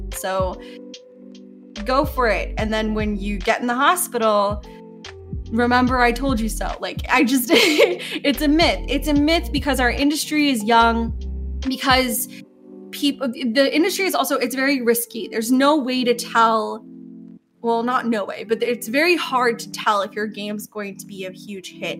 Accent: New York, United States; I am from New York and it's hella diverse here

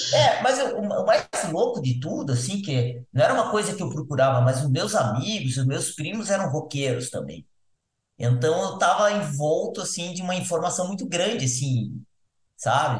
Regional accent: Paranaguá, Paraná, Brazil; moved away; also born or lived in Florianópolis / São Paulo; Eu nasci em Floripa, mas nasci em Florianópolis. Mas nessa época, meu pai trabalhava em Paranaguá, a família foi para lá, e eu passei minha infância lá

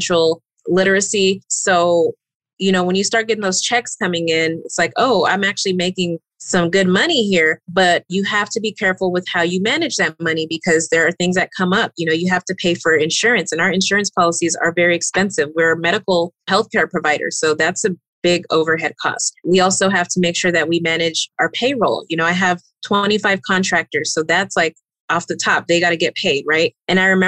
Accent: Austin, Texas, United States; moved away as an adult; now in Phoenix, United States; I live in the Phoenix area, but I'm originally from Austin, Texas

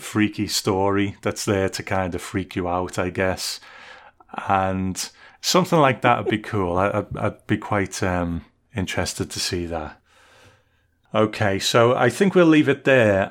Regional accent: United Kingdom; as a Brit

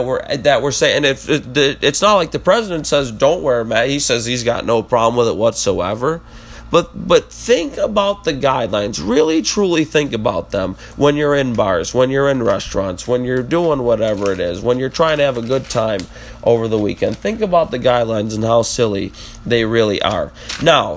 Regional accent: United States; we as Americans

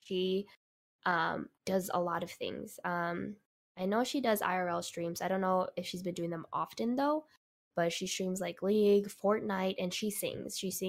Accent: New York, United States; born there; I was born in New York, so of course I went to New York a lot.

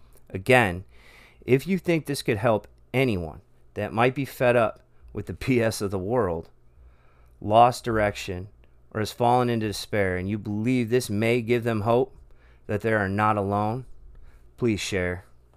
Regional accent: Michigan, United States; also born or lived in Texas; I am an American man that has lived a lot of life in many areas of this great country in 38 years. I was born outside Houston, Texas, moved when I was 3 to the east suburbs of Detroit, Michigan, and now live in Central Florida.

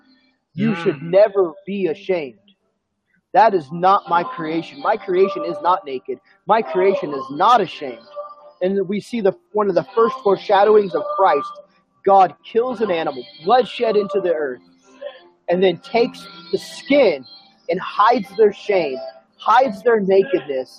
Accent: Sacramento, California, United States; moved away as an adult; also born or lived in San Diego, California; now in Fort Mill, United States; I was originally from Sacramento, California. I was born and raised there

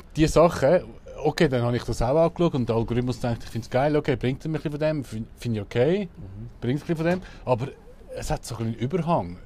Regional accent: Switzerland

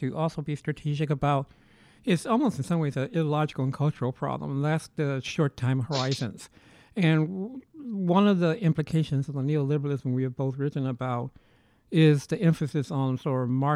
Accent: Chicago, Illinois, United States; growing up in Chicago

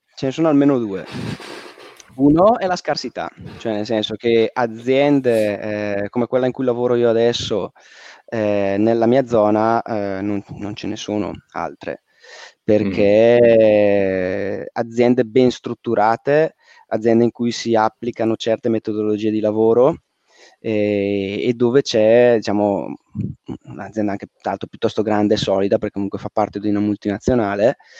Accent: Valle Camonica, Lombardy, Italy; also born or lived in Milan; Io sono originario, zona di provincia, sono originario della Valle Camonica

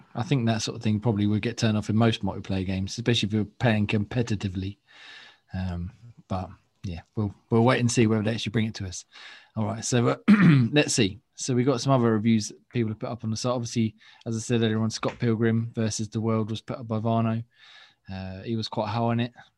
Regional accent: England, United Kingdom; accent: English; chavvy; our uh, English accents

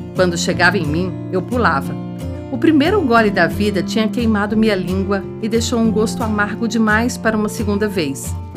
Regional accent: Rio Verde, Goiás, Brazil; Rio Verde, minha terra natal.

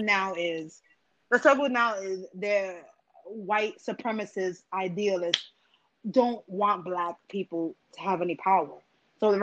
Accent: Pennsylvania, United States; I grew up in Pennsylvania where we had KKKs on the corner of Route 115 and 209 split

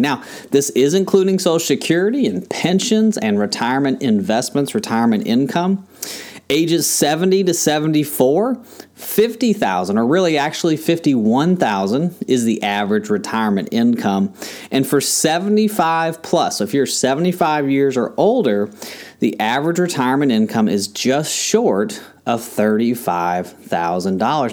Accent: Kentucky, United States; now in Tampa, United States; where I grew up in Kentucky

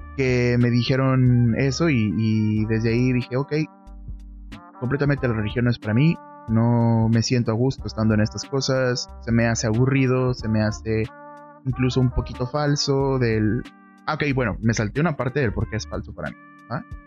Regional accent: northern Mexico, Mexico; yo soy de México, soy del norte de México

